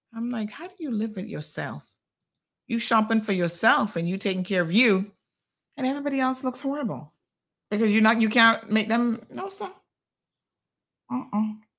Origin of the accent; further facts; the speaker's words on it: Tampa, Florida, United States; moved away as an adult; now in Cayman Islands; I grew up in Tampa